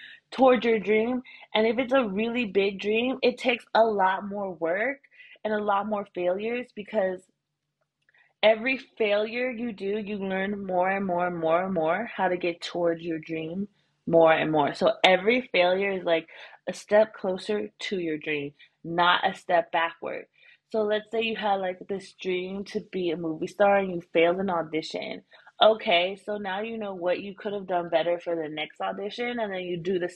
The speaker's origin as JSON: {"language": "English", "country": "United States", "moved": "as an adult", "lives_now": "Thailand"}